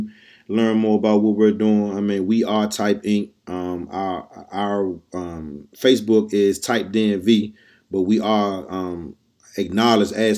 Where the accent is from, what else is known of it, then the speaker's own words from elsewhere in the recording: Washington, District of Columbia, United States; we from D.C. Oh, we're part Southeast